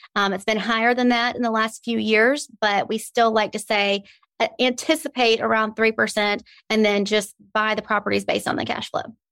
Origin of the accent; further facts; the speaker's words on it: Birmingham, Alabama, United States; I am born and raised a native of Birmingham. I love it here.